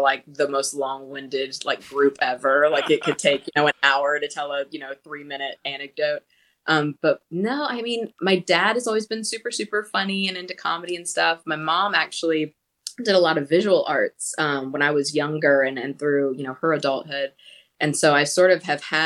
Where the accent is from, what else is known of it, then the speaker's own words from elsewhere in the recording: Charleston, South Carolina, United States; I grew up in Charleston, South Carolina